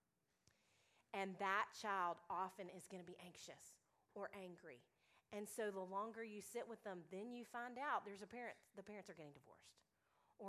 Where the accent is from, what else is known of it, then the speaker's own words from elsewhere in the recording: Little Rock, Arkansas, United States; now in Nashville, United States; I'm from Little Rock, Arkansas